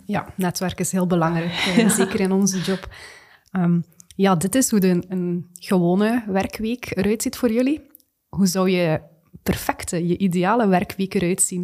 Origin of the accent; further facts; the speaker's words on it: Flanders, Belgium; we daar als Vlamingen, als Belgen